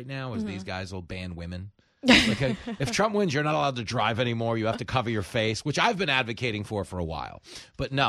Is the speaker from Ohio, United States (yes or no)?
no; Long Island, New York, United States; growing up on Long Island, I'm like honorary Jewish.